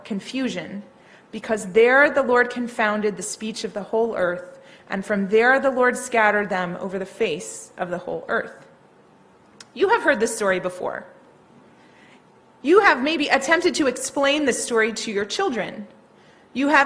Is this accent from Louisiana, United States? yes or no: yes; New Orleans, Louisiana, United States; I grew up in New Orleans.